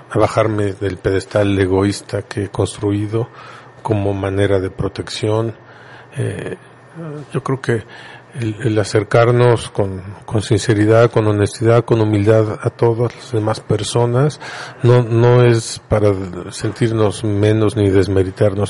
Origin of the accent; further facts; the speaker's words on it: Puebla, Mexico; Nosotros somos poblanos charroneros y de ahí no nos mueven